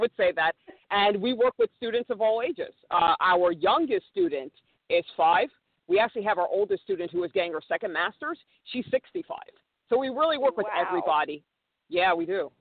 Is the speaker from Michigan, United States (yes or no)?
no; New York, United States; moved away as an adult; also born or lived in Los Angeles; I grew up in New York, public school product